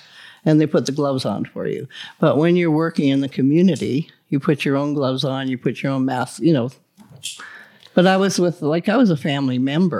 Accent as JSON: {"language": "English", "region": "Quebec", "country": "Canada", "tie": "born or raised there", "said": "In the Gaspé Peninsula."}